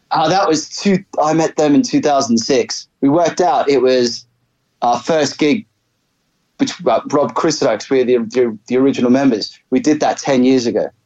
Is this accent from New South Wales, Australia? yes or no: no; Brisbane, Queensland, Australia; also born or lived in England; I was actually born in England. Uh, my parents immigrated to Australia when I was about six. Uh, and so I grew up in Brisbane.